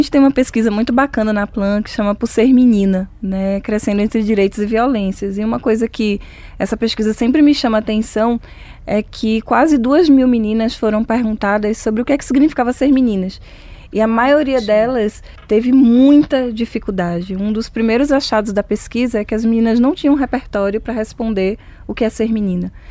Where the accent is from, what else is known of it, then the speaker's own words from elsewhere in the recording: Northeast Region, Brazil; enquanto negra, enquanto mulher, enquanto nordestina